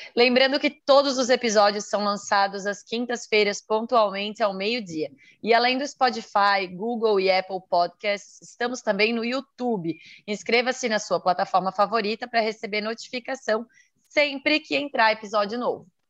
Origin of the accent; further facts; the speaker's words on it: Santa Catarina, Brazil; sou de Santa Catarina